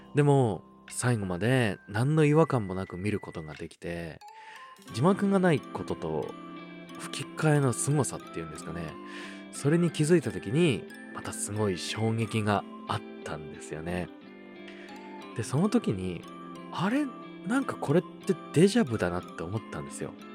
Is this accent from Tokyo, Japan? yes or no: no; Osaka, Japan; 大阪府出身でして